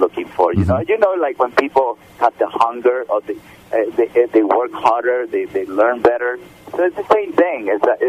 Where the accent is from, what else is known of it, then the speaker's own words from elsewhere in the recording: Mexico; now in United States; growing up in Mexico